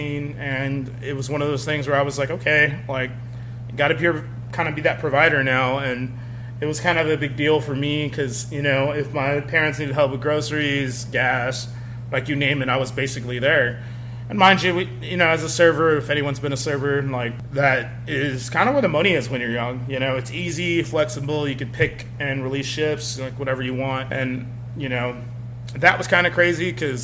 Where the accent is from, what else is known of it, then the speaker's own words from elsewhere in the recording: Eagle Pass, Texas, United States; I come from Eagle Pass, Texas. It's a small town, and I definitely wanted to help provide with my family